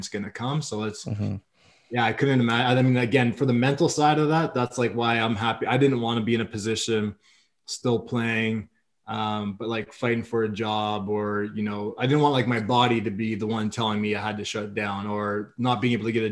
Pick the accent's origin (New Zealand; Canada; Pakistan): Canada; now in Ottawa, Canada; being a Canadian kid